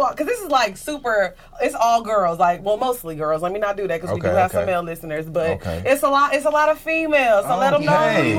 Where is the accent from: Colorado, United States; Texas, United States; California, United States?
Texas, United States; Orange; now in Houston, United States; I grew up in the country